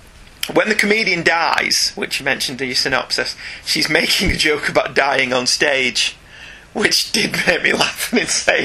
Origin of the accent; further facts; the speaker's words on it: United Kingdom; I'm actually British and can't do a Cockney accent.